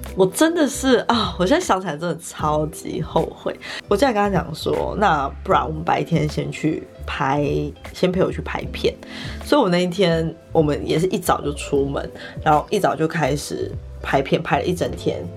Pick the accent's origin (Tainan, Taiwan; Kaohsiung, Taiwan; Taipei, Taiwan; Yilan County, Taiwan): Yilan County, Taiwan; Yilan; 我老家在宜兰，所以我们那时候就是过年期间全部的时间都在宜兰